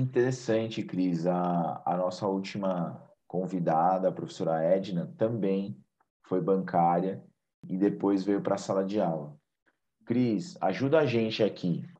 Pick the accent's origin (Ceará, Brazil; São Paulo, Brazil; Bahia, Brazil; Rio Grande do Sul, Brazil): São Paulo, Brazil; Eu sou paulista, paulistano, minha filha e minha esposa também